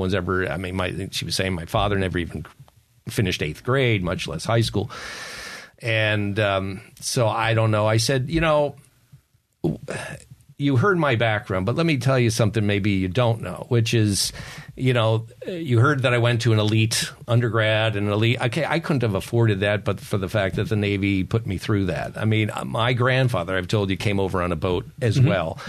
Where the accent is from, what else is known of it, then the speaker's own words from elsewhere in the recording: Ireland; You know, I have a story always because I'm an Irishman. I'm supposed to have stories, and they're true.